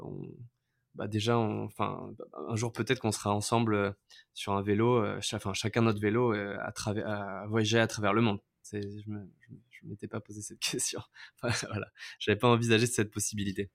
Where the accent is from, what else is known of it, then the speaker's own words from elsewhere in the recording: Levallois-Perret, Île-de-France, France; moved away as an adult; now in Vietnam; je suis né à Levallois-Perret en France et maintenant j'habite au Vietnam euh, ça va faire 7 euh, ans.